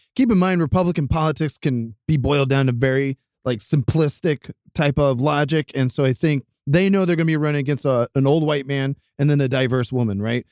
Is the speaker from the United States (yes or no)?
yes; Ohio, United States; moved away; going back to my home state of Ohio